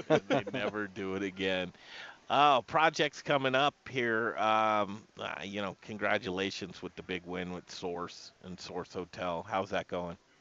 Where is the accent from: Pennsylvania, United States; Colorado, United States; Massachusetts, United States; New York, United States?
Colorado, United States; Denver; we grew up in Cherry Creek.